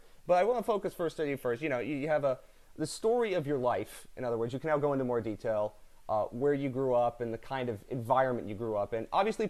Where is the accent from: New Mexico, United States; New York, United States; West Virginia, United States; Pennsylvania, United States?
Pennsylvania, United States; outside of Philadelphia; I mean, I grew up outside of Philadelphia, pretty open and accepting area.